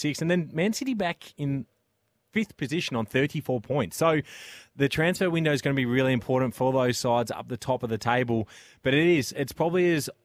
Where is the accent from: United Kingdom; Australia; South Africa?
Australia; Adelaide, South Australia; growing up in Adelaide